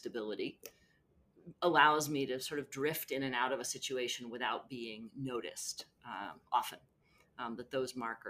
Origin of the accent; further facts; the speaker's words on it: North Carolina, United States; the accents I grew up hearing in North Carolina set my relatives at a disadvantage